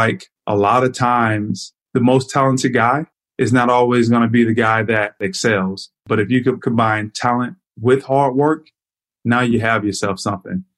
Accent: Florida, United States; me growing up in Florida

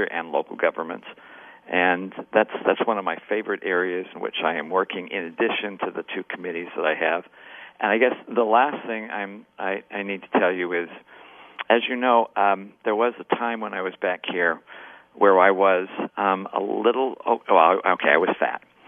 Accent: Kaysville, Utah, United States; now in Brigham City, United States; I was born and raised in Kaysville in Davis County, but I've lived roughly the last 40-plus years in Brigham City

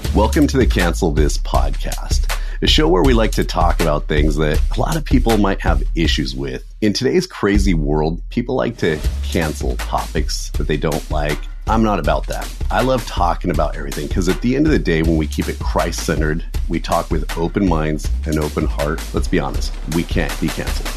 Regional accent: Southern California, United States; me growing up in Southern California

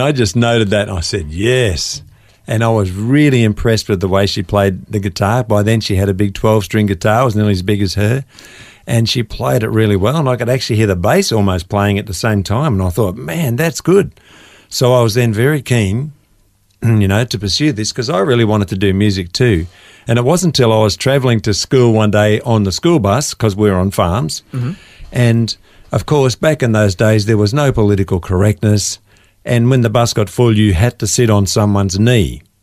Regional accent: Gippsland, Victoria, Australia; we're both country kids from Gippsland.

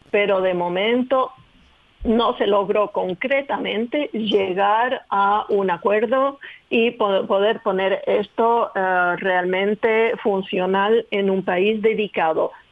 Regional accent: Chile; Pues el camino empezó de manera increíble porque yo nací en Chile, de mis padres franceses, venidos en Chile para enseñar el francés en la Alianza Francesa, pero fui educada por una nani eh, que era chilena, del sur de Chile

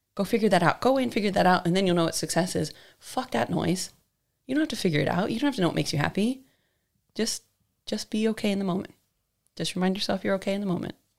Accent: San Diego, California, United States; also born or lived in Missouri / London; now in New Zealand; the small town I grew up in in San Diego was right on the border with Mexico

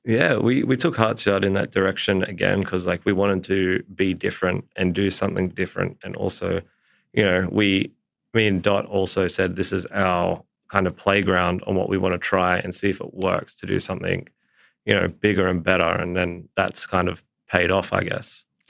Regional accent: Port Macquarie, New South Wales, Australia; moved away; growing up in Port Macquarie, all we did was be outside the whole time.

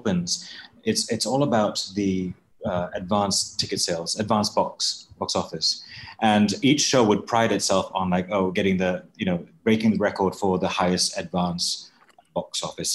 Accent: Malaysia; moved away; as a Malaysian

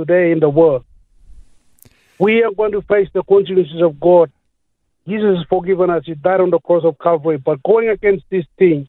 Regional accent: Papua New Guinea; now in Moranbah, Australia; I'm originally from Papua New Guinea

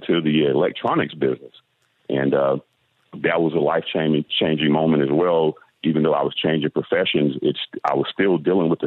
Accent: Atlanta, Georgia, United States; now in Florida, United States; I started in the fashion business back when I was 15 years old, growing up in Atlanta, you know, in the southern part of the States

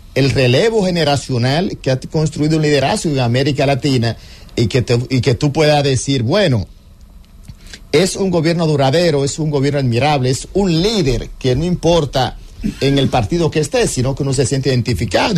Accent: Dominican Republic; nosotros como República Dominicana

